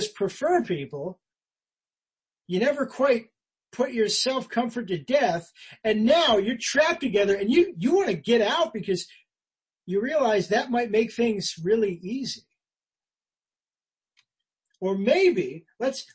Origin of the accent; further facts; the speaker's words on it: United States; I'm an American